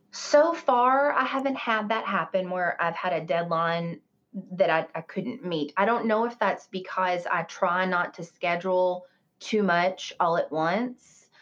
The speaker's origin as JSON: {"language": "English", "region": "the South", "country": "United States", "tie": "born or raised there", "said": "I grew up in the South"}